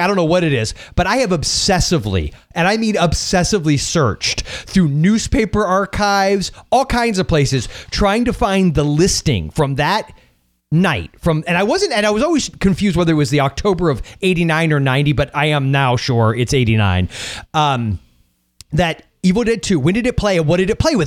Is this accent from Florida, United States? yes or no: yes; St. Petersburg, Florida, United States; I was born in St. Petersburg